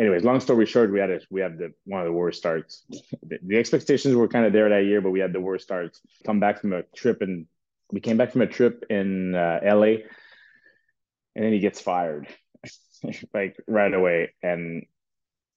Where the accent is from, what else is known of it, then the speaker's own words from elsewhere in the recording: Canada; I'm from Canada